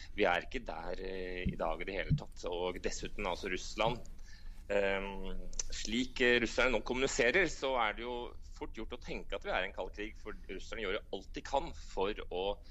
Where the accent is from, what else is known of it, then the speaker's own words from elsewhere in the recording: Norway; moved away as an adult; now in Moscow, Russia; Jeg som en nordmann i Moskva